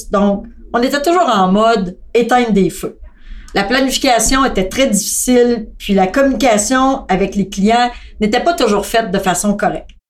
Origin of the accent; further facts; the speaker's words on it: Thetford Mines, Quebec, Canada; born there; also born or lived in Montreal; je suis née à Thetford Mines dans une famille très modeste au niveau financier et de cinq enfants. J'ai euh, commencé à travailler en comptabilité. Je suis ensuite déménagée à Montréal